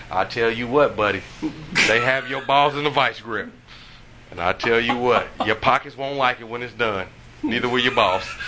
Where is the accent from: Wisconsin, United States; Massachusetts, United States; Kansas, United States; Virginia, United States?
Kansas, United States; I'm still from Kansas